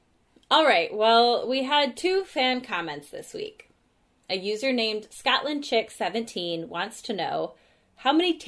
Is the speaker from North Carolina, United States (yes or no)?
no; Michigan, United States; I'm from Michigan and everyone here says pop. From what I've been told, it's a pretty Midwest thing